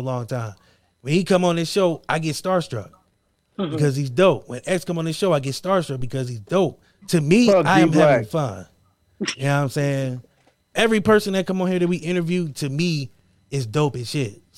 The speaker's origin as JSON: {"language": "English", "town": "Akron", "region": "Ohio", "country": "United States", "tie": "born or raised there", "said": "growing up in Akron"}